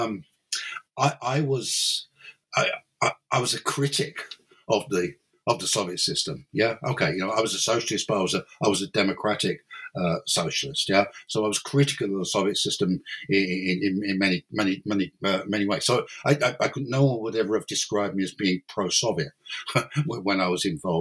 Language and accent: English; London, United Kingdom; moved away as an adult; now in Cork, Ireland; originally I'm not Irish. Originally, I'm English or British. I'm from London basically, and then in 1992 I moved to Ireland